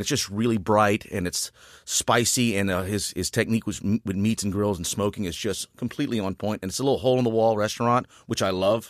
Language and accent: English; Rayne, Louisiana, United States; I was born and raised in Rain, Louisiana, right outside Lafayette